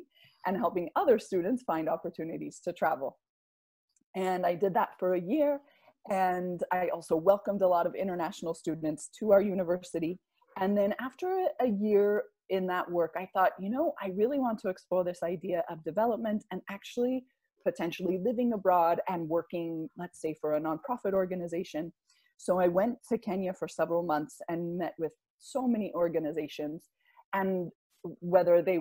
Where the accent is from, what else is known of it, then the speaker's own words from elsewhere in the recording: United States; also born or lived in Salt Lake City; I'm from the United States